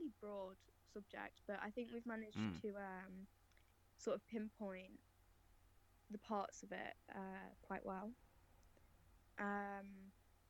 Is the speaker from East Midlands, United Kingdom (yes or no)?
yes; Nottingham, East Midlands, United Kingdom; I'm 18, and I'm from Nottingham